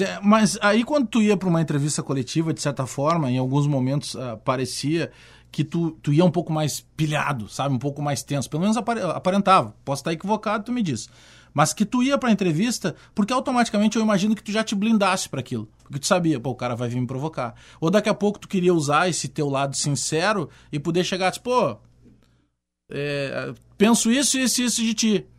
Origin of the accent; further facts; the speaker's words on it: Porto Alegre, Rio Grande do Sul, Brazil; Eu fui criado na Restinga, mas eu tinha muitos amigos porque tinha uma irmã minha que morava na Coab Cavalhada